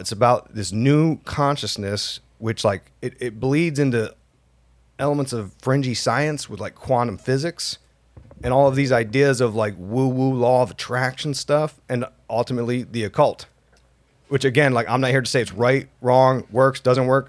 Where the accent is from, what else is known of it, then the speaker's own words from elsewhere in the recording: Utah, United States; we're from Utah, so it's like, you know, hundred degrees every day, drought, dry as hell